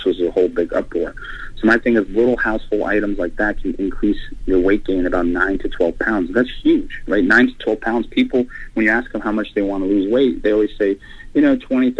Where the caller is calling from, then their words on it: Atlanta, Georgia, United States; Atlanta, Georgia.